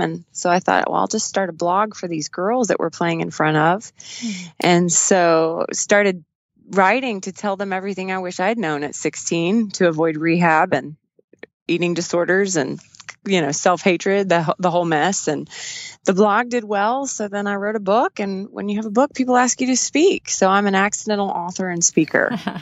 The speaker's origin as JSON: {"language": "English", "region": "West Texas", "country": "United States", "tie": "born or raised there", "said": "We grew up in West Texas"}